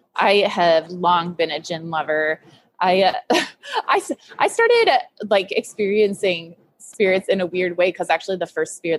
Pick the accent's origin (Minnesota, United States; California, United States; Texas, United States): Minnesota, United States; Duluth; We moved to Duluth when I was four.